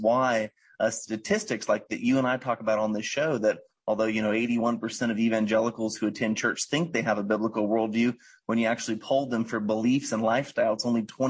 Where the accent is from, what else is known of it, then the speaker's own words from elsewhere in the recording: Florida, United States; my home state of Florida